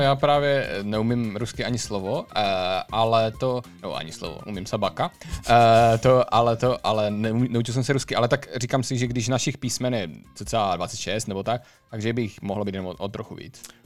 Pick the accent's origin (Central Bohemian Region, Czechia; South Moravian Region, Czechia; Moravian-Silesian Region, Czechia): Moravian-Silesian Region, Czechia; Ostrava; tady u nás v Ostravě